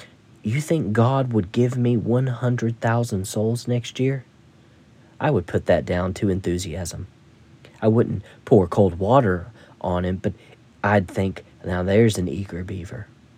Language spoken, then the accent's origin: English; Ireland; But when I was a lad growing up in Ireland, and some Canadians told me the same in Nova Scotia, Saturday night was bath night.